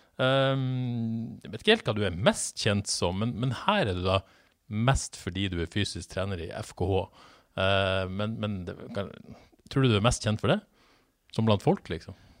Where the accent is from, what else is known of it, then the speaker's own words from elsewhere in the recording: Bodø, Nordland, Norway; moved away; Jeg satt på, sikkert hjemme i Bodø